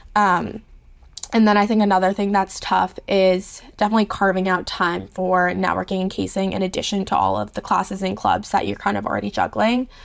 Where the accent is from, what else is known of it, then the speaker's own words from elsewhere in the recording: New York City, New York, United States; moved away as an adult; now in Charlottesville, United States; I grew up in New York City